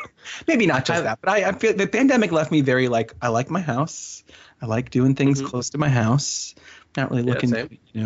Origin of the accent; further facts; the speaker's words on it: New Jersey, United States; accent: Philly; now in Philadelphia, United States; I grew up in South Jersey